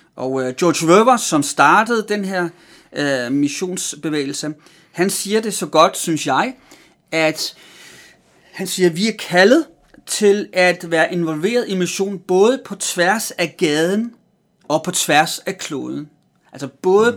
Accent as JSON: {"language": "Danish", "country": "Denmark", "tie": "born or raised there", "also_born_or_lived": "Amager", "said": "jeg er vokset op i Danmark"}